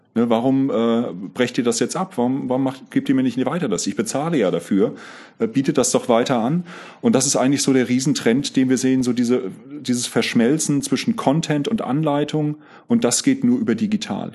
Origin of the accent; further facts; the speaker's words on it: Grünberg, Hesse, Germany; moved away as an adult; also born or lived in Lich / Giessen / Zurich; Ich bin in Lich geboren, äh, in Grünberg aufgewachsen, in Gießen äh, Zivi gemacht und studiert